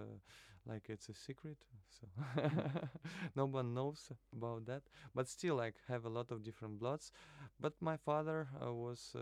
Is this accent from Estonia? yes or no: yes; Narva, Ida-Viru County, Estonia; moved away as an adult; also born or lived in Kaliningrad / Moscow / Tartu; now in Tallinn, Estonia; I'm from Narva originally, but I was born in Kaliningrad, and the first few years I was spending in Moscow also. That's what my memory is saying to me. But then most of my life I was living in Narva until 19 years old.